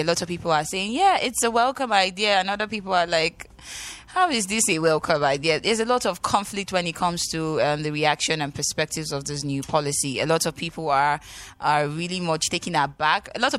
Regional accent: Nigeria; my first complaint as a Nigerian was the fact that when I make transaction in a day to another bank, they take about 6 naira

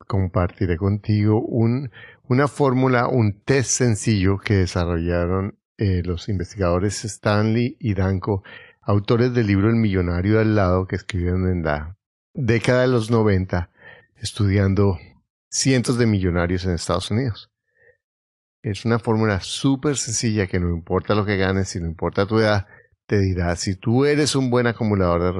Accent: South Korea; now in Bogotá, Colombia; soy de Corea, pero vivo en Bogotá, Colombia. Tengo 45 años

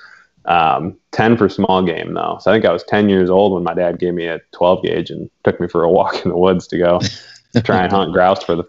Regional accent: Detroit, Michigan, United States; moved away; also born or lived in North Carolina / Upper Peninsula, Michigan; Right outside Detroit, I grew up basically right on the edge of the city.

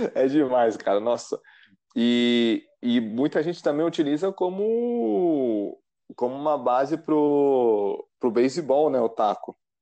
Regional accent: São Paulo, Brazil; also born or lived in Rio de Janeiro; eu meio que cresci em paralelo, tanto em São Paulo como no Rio

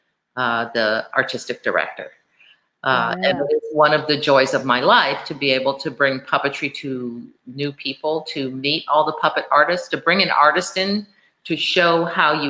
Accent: Honolulu, Hawaii, United States; moved away as an adult; I'm originally from Honolulu

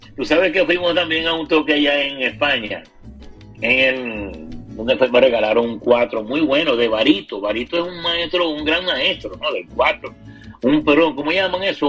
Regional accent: Zulia, Venezuela; a todo el mundo nos tildaban de maracucho

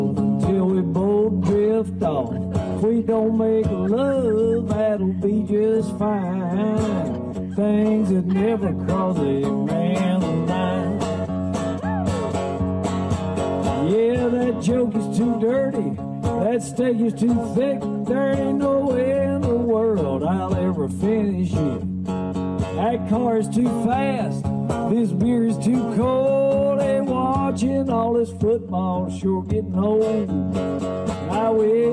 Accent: the South, United States; we're from the South

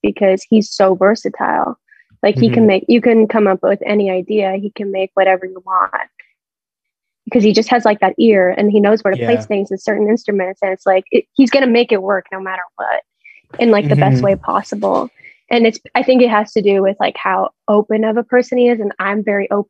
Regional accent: Vancouver, British Columbia, Canada; we're all from like the same city

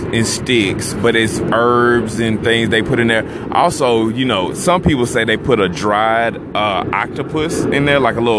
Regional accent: United States; I know I'm American.

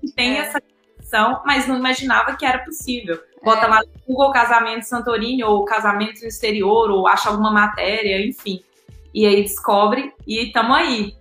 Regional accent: Belo Horizonte, Minas Gerais, Brazil; moved away as an adult; also born or lived in Greece; Eu sou de BH, meu sotaque me entrega

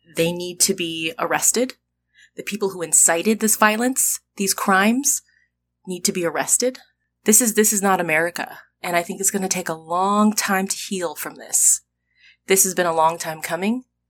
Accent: United States; I'm an American. I'm a very proud American

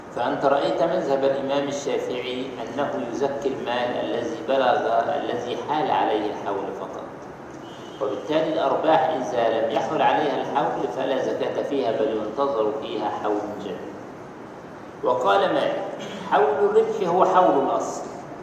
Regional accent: Egypt; احنا عندنا في مصر

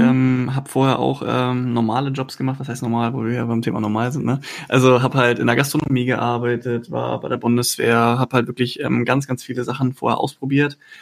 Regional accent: Husum, Schleswig-Holstein, Germany; moved away as an adult; now in Cologne, Germany; von meiner Heimat, ähm, ich komme aus Husum, also von der Nordsee, dann halt 600 mhm. Kilometer runter nach Köln gezogen

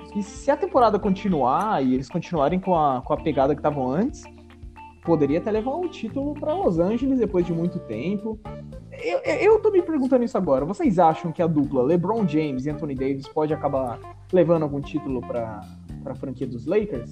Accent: São Paulo, Brazil; a gente é de São Paulo

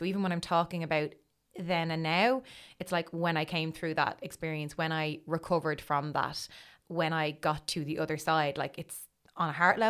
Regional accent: Dublin, Leinster, Ireland; also born or lived in Crumlin / Citywest; I'm from Dublin. So I was born in Crumlin, in the Coombe. And I lived in Crumlin until I was 4 or 5, and then we moved to City West. So my whole kind of childhood was in City West, my schooling years.

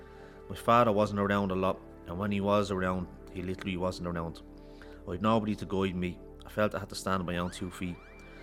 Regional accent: Ballymun, Leinster, Ireland; I grew up in Ballymun.

